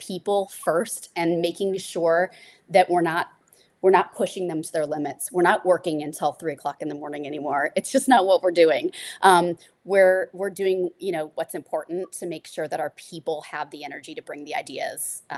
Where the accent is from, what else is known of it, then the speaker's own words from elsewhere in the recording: Midwest, United States; Like being a Midwesterner, Burnett is it's just the bullseye, it's the goal, and I love it.